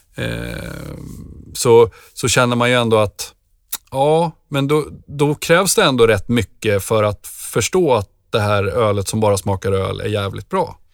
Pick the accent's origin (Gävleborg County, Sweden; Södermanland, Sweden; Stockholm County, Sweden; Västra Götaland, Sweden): Södermanland, Sweden; Nyköping; Jag kommer ju från Nyköping